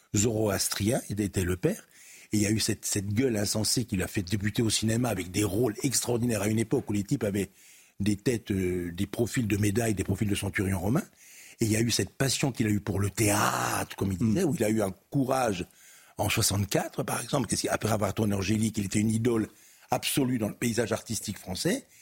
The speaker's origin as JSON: {"language": "French", "area": "Camargue", "region": "Provence-Alpes-Côte d'Azur", "country": "France", "said": "je suis de Camargue."}